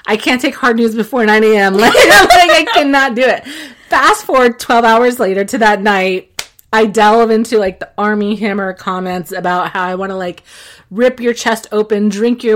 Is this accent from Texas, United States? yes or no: yes; Texas, United States; now in New York, United States; I'm Mexican and I'm from Texas